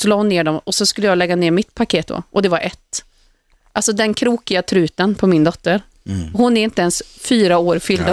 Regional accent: Uddevalla, Västra Götaland, Sweden; moved away as an adult; now in Stockholm, Sweden; min hemstad

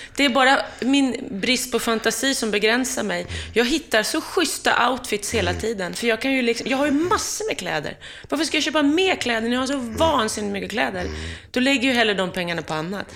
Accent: Hudiksvall, Gävleborg County, Sweden; jag är från Hudiksvall, det är inte lika långt norrut som, som du.

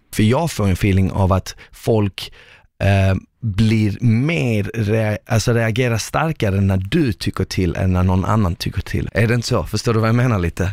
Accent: Malmö, Skåne, Sweden; moved away; jag kom ju från Malmö

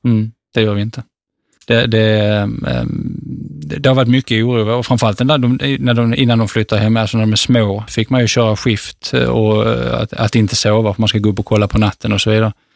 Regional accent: Sweden; also born or lived in Bangladesh; hemma i Sverige

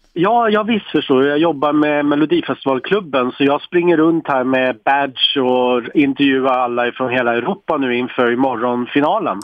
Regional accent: Sweden; som svensk är man så jäkla stolt

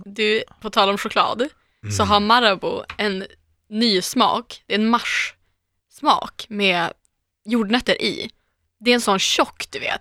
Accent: Umeå, Västerbotten County, Sweden; now in Stockholm, Sweden; Jag är också från Norrland

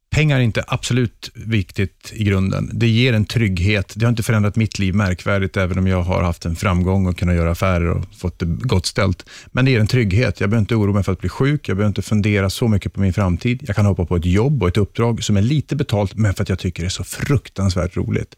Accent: Luleå, Norrbotten County, Sweden; uppe i Luleå där jag är född och uppvuxen

